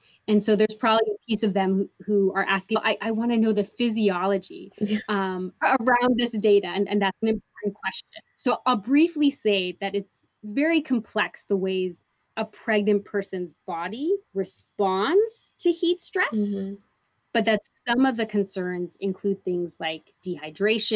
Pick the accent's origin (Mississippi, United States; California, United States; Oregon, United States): Oregon, United States; Portland; moved away as an adult; also born or lived in El Paso, Texas; Being born and raised in Portland, Oregon